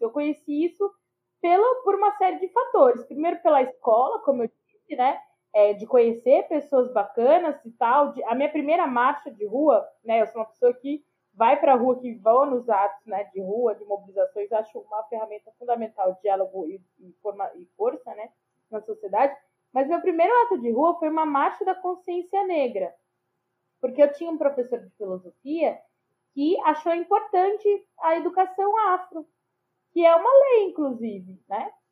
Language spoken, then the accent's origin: Portuguese; São Paulo, Brazil; aqui em Pirituba. É na Vila Zarte, o bairro onde eu nasci, criei sou, e moro, né? Sou moradora até hoje